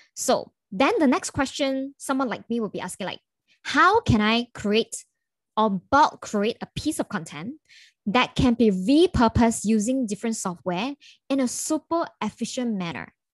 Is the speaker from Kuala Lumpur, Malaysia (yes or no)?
yes; Kuala Lumpur, Malaysia; I'm from Kuala Lumpur